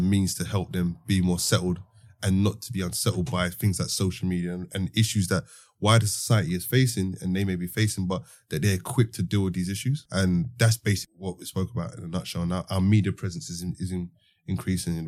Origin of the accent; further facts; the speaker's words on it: London, United Kingdom; growing up in the Osby estate